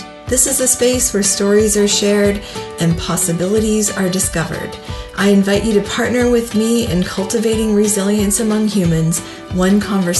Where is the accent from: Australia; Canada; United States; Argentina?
Canada; Brandon, Manitoba; Brandon, Manitoba, my hometown.